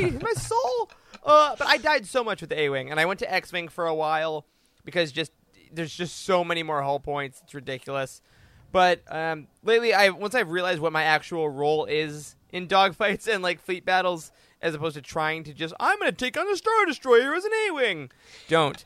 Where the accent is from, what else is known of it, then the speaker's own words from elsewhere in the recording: Midwest, United States; my overly polite Midwestern face